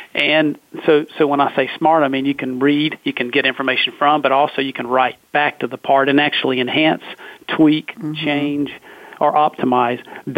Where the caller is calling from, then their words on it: Research Triangle Park, North Carolina, United States; Well, I'm located in Research Triangle Park, North Carolina.